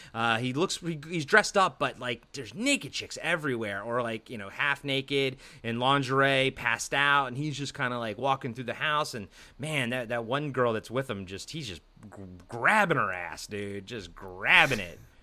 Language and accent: English; East Coast, United States; I'm from the East Coast